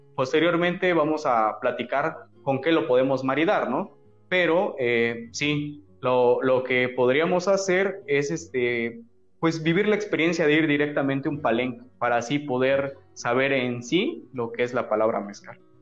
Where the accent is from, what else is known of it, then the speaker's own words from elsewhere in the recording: Mexico; el agave es como los mexicanos, somos caprichosos